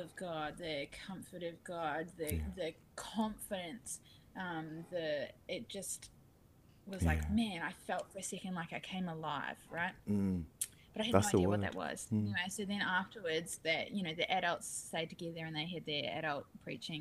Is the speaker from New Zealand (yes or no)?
yes; Rangiora, Canterbury, New Zealand; I grew up in New Zealand